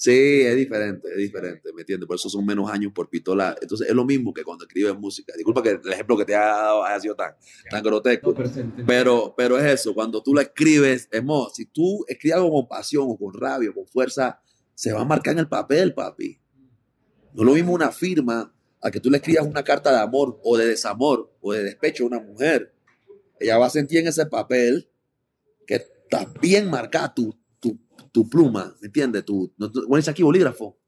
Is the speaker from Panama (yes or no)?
yes; Panama; also born or lived in Costa Rica; mi mamá es panameña yo nací en Panamá y después me fui a Costa Rica, viví un par de años y después regresé a Panamá